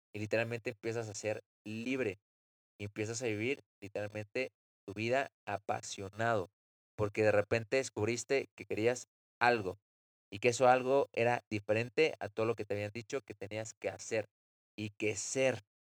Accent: Mexico City, Mexico; nací en la Ciudad de México

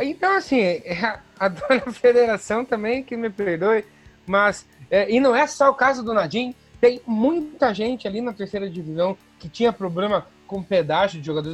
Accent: União da Vitória, Paraná, Brazil; Nós somos de União da Vitória

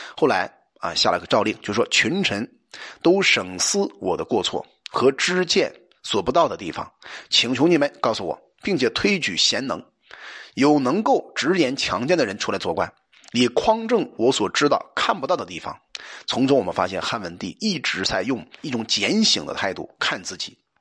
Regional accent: China; 我们中国人

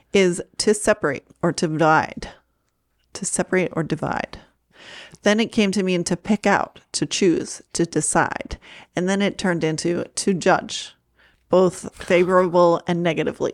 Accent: Maine, United States; I'm from Maine

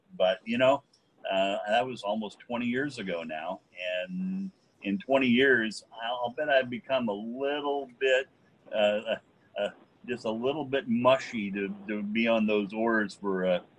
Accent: Eugene, Oregon, United States; as a kid, I remember growing up in Eugene and going and fishing on a creek called Mill Creek and catching little cutthroat trout

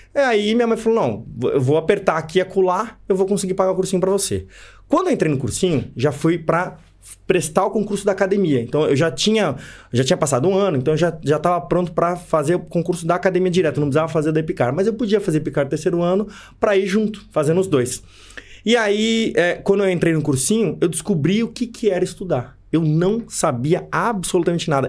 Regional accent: São Paulo, Brazil; moved away; eu sou de São Paulo, natural de São Paulo, capital

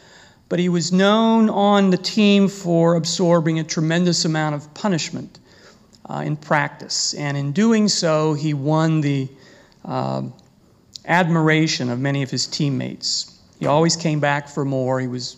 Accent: Kentucky, United States; now in Michigan, United States; I'm from Kentucky and if you hear an occasional y'all or something like that, that's just me.

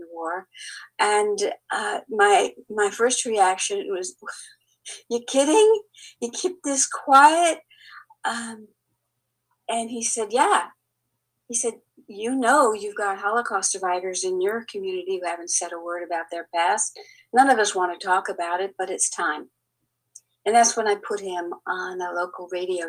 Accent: Bermuda; also born or lived in Tulsa; now in Chattanooga, United States; I grew up in the British colony back then of Bermuda.

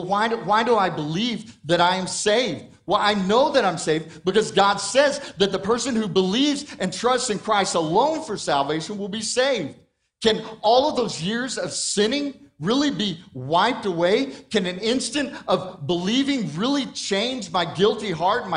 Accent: Hobbs, New Mexico, United States; moved away; I grew up in New Mexico, in Hobbs, and so Roswell is not far away

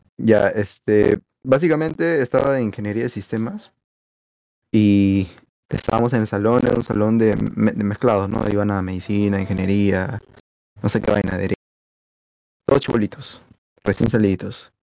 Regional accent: Lima, Peru; yo soy san Miguelino

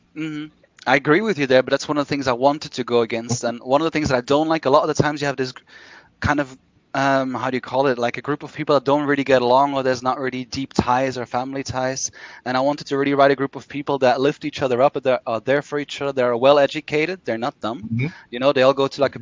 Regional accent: Brussels, Brussels-Capital Region, Belgium; set in Brussels, Belgium, my hometown.

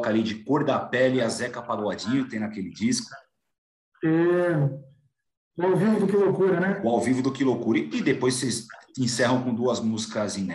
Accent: São Paulo, Brazil; eu como paulista, como paulistano, amo todos os grupos

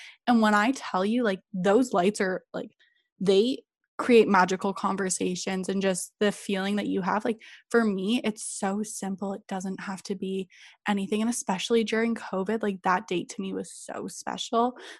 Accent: Bulgaria; I, like, because I grew up in Bulgaria, we used to go to Greece every weekend, but I was so young that I don't really remember

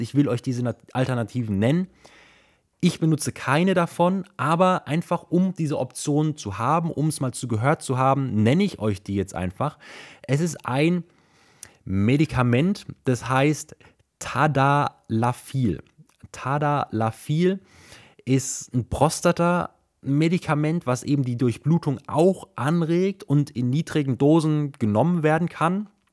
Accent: Germany; hier bei uns in Deutschland

